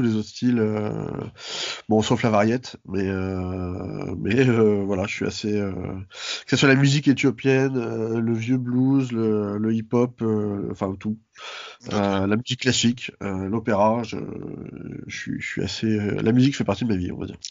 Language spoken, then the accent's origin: French; Paris, Île-de-France, France; also born or lived in Seine-Saint-Denis; j'ai grandi, euh, à Paris, dans le centre de Paris